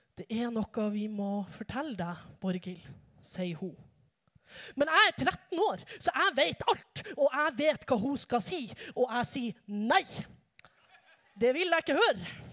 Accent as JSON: {"language": "Norwegian", "country": "Norway", "tie": "born or raised there", "said": "Jeg har vokst opp i en ganske vanlig familie i ei ganske vanlig bygd i Utkant-Norge"}